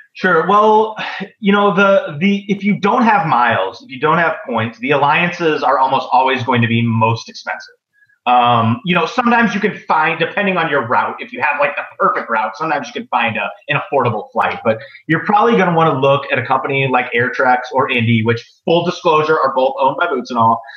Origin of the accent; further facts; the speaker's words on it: Midwest, United States; I'm from the Midwest.